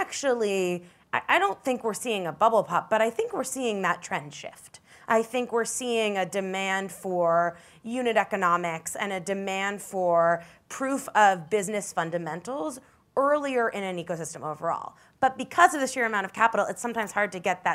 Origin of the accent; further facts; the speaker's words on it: New York City, New York, United States; I grew up in New York City and went to College and East Coast